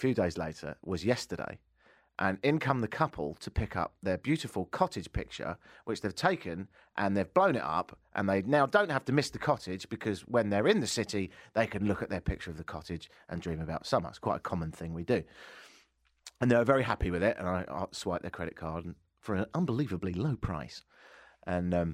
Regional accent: United Kingdom; now in Toronto, Canada; Because I'm British

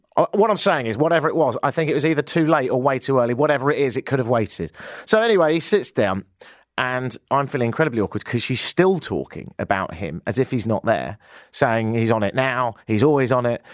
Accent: United Kingdom; now in Canada; I'm British

